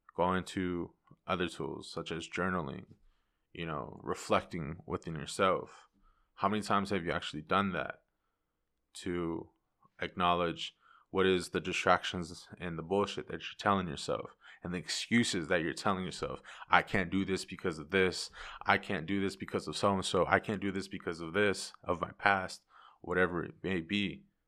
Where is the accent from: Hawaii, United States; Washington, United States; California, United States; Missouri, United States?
Washington, United States; Yakima; I am born and raised in Yakima, Washington